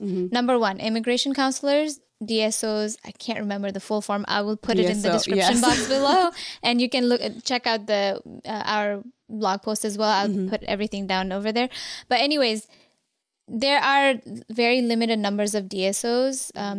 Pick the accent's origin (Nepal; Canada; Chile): Nepal; Kathmandu, Bagmati; Even though I was born and raised in Kathmandu, mm-hmm. my parents were from Zapa.